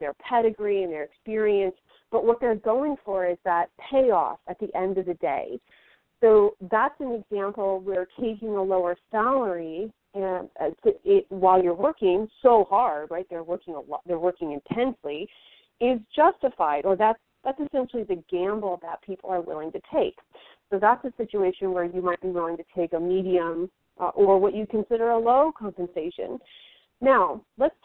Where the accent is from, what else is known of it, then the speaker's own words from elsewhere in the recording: Silicon Valley, California, United States; I'm from Silicon Valley